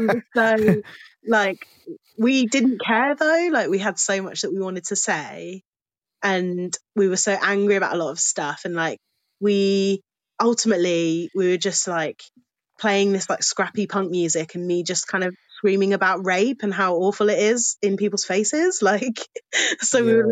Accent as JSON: {"language": "English", "town": "Milton Keynes", "region": "South East England", "country": "United Kingdom", "tie": "born or raised there", "also_born_or_lived": "Cheltenham", "moved": "as an adult", "said": "I grew up in Milton Keynes"}